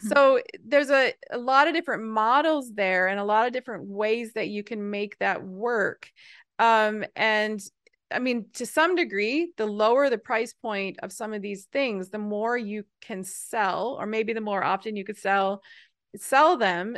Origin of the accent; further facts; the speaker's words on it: Newfoundland and Labrador, Canada; I'm from Newfoundland, which is a, a, a, an, an island off of the east coast of Canada